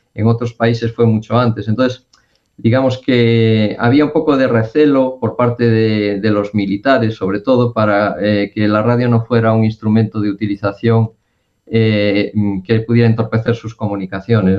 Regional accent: Galicia, Spain; soy gallego

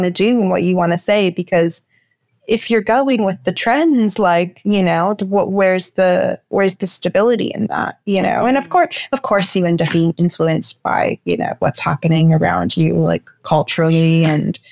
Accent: Toronto, Ontario, Canada; I grew up in the Junction, and now I live more downtown

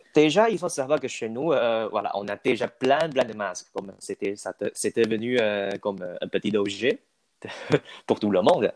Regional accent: Taiwan; French is a second language; moved away as an adult; now in Toulouse, France; chez nous, à Taïwan

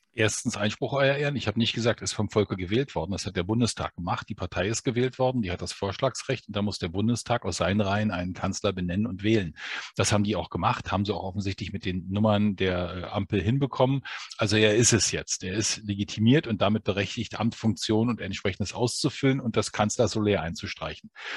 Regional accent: Berlin, Germany; Und ich bin Berliner, also ich lebe in diesem Brennpunkt

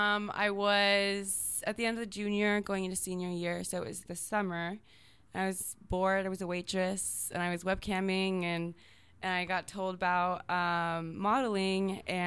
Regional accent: Minnesota, United States; Minnesota. My mom was actually born in California.

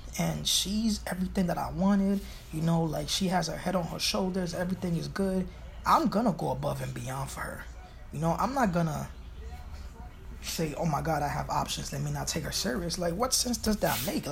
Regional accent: New York City, New York, United States; I'm from Brooklyn. I'm from Flatbush

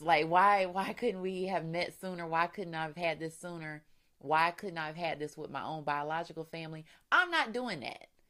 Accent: Florida, United States; We're from Florida, so you know, not much season change goes on there.

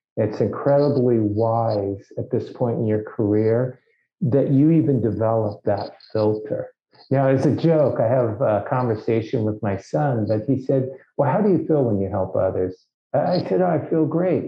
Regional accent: Los Angeles, California, United States; I grew up in Los Angeles.

